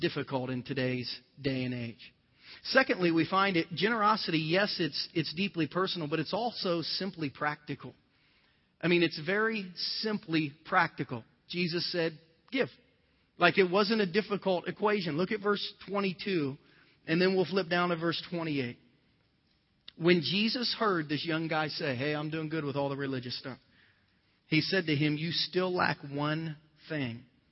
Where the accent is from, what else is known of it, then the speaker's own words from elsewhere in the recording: southern Ohio, United States; moved away as an adult; my little poor town in southern Ohio